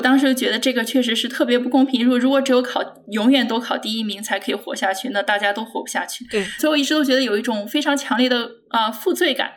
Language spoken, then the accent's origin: Chinese; Anhui, China; moved away; 我是在安徽长大的